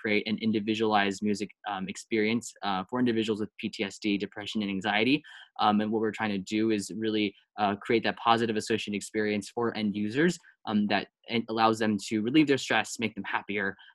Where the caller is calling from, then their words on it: Hsinchu, Taiwan; I'm calling in from Taiwan.